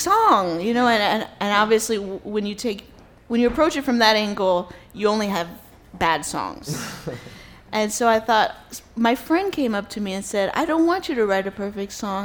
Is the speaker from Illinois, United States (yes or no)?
no; New York City, New York, United States; I'm born and raised in New York City